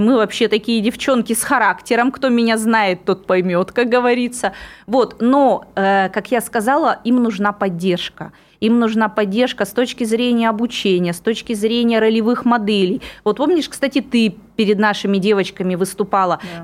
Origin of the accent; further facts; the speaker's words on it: Irkutsk, Irkutsk Oblast, Russia; moved away as an adult; also born or lived in Megion, Russia; now in Moscow, Russia; вот это мой родной город, который меня полностью вырастил